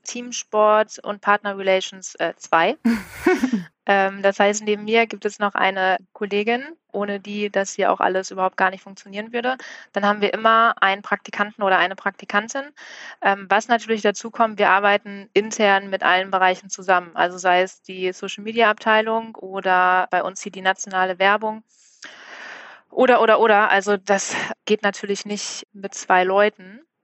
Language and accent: German; Bielefeld, North Rhine-Westphalia, Germany; moved away as an adult; now in Hamburg, Germany; seit 2013 auch in Hamburg, komme gebürtig aus Bielefeld